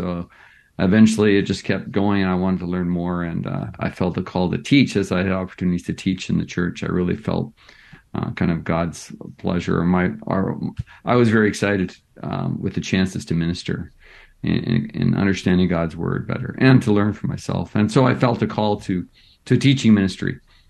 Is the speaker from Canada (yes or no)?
yes; British Columbia, Canada; So I grew up as a Baptist pastor's kid. So I grew up in British Columbia, mostly in Western Canada.